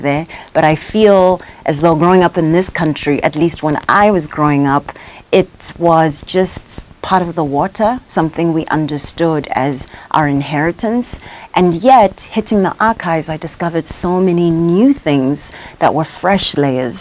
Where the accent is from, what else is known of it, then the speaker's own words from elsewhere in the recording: Soweto, Gauteng, South Africa; I am South African. I was born in Soweto in Baragwanath.